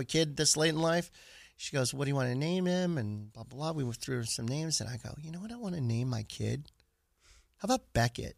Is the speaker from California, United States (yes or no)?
yes; Stockton, California, United States; also born or lived in Sacramento; Born and raised in Stockton, California, not too far south from here